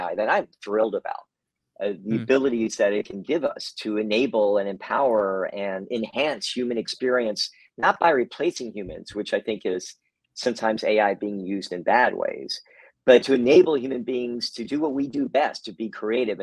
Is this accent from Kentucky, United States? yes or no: yes; Kentucky, United States; now in San Francisco, United States; Actually, I'm from Kentucky originally